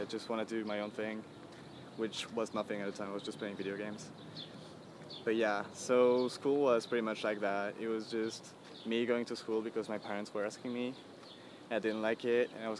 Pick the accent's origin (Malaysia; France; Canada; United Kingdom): France; English is a second language